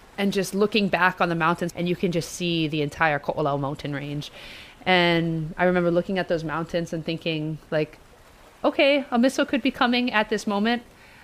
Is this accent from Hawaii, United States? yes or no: yes; Hawaii, United States; This is the reality we live in as Hawaiians living in Hawaii